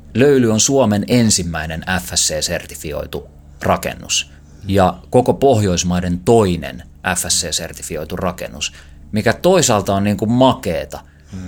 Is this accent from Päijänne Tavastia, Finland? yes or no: no; Helsinki, Uusimaa, Finland; kun mä oon ollut joku viisi tai kuusi-vuotias, niin faija osti mulle ensimmäisen umpikelan jonkun abumatikin, millä opeteltiin heittämään ja käytiin van, tuossa vanhan kaupungin koskella harjoittelemassa heittämistä.